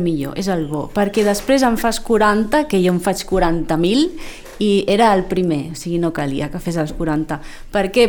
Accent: Lleida, Catalonia, Spain; also born or lived in Formentera; now in Sitges, Spain; jo sóc de Lleida i allí, allí havia creat el meu món

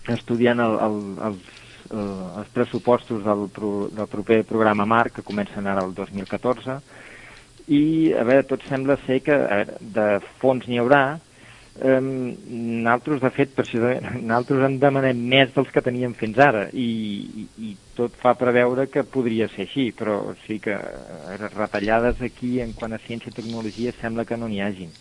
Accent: Torredembarra, Catalonia, Spain; moved away as an adult; now in Brussels, Belgium; vaig néixer a Tarlambarra, fill de pastissers

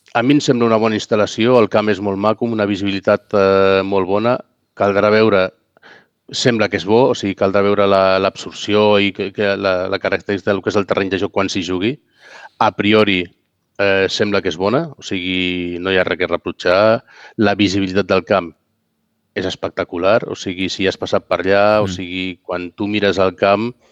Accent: Catalonia, Spain; sóc català

